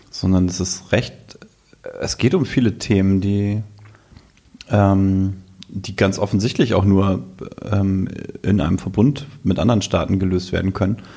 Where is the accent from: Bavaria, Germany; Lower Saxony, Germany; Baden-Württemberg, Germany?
Lower Saxony, Germany; Selsingen; es geht runter bis in meinen Heimatort.